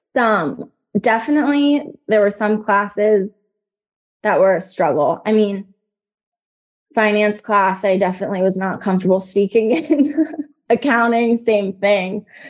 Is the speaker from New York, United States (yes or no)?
no; Northern Virginia, United States; also born or lived in Nashville, Tennessee; now in Charlottesville, United States; I'm from Northern Virginia